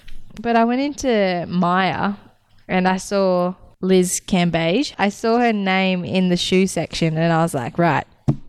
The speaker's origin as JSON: {"language": "English", "area": "outside of Wangaratta", "region": "Victoria", "country": "Australia", "tie": "born or raised there", "said": "growing up outside of Wangaratta"}